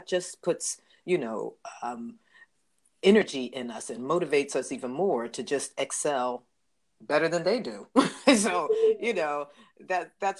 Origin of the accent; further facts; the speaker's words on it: the North, United States; I was from the North